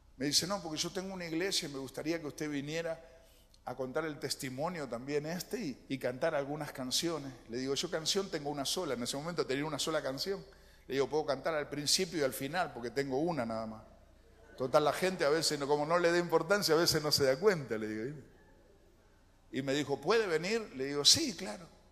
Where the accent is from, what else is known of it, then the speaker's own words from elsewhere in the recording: Lanús, Buenos Aires Province, Argentina; also born or lived in Colonia, Uruguay; nací aquí en Lanús